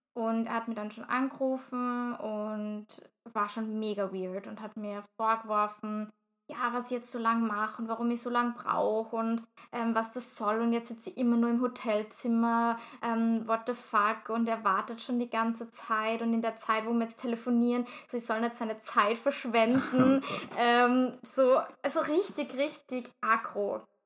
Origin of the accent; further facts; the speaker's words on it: Vienna, Austria; ich jetzt als Wienerin